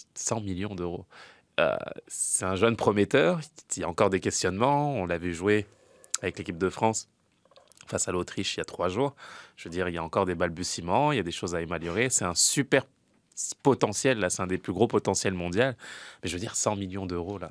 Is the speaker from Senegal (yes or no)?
yes; Senegal; en tant que Sénégalais